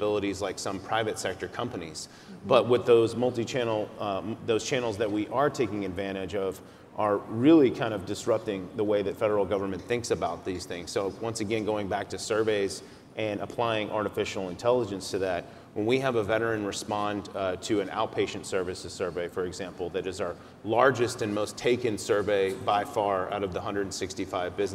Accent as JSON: {"language": "English", "region": "Texas", "country": "United States", "said": "I'm from Texas"}